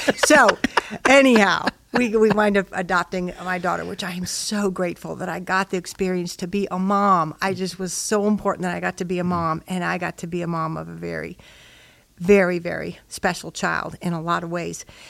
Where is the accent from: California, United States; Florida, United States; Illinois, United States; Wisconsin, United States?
Illinois, United States; Chicago; I was raised in Chicago, Illinois